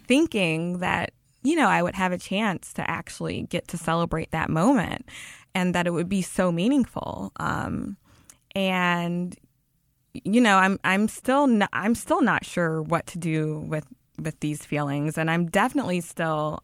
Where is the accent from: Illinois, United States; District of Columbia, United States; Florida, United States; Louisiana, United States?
Louisiana, United States; Baton Rouge; moved away as an adult; also born or lived in Los Angeles / France; I was born and raised in Baton Rouge, lived there all of my life.